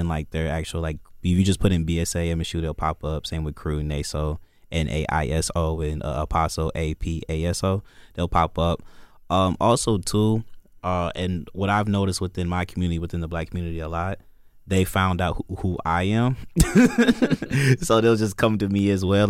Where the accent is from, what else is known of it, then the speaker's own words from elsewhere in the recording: Joliet, Illinois, United States; moved away as an adult; also born or lived in Indiana; now in Michigan, United States; I'm from Joliet, Illinois